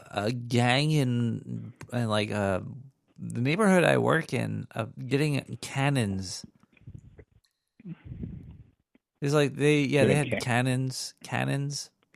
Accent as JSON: {"language": "English", "country": "United States", "said": "I'm American."}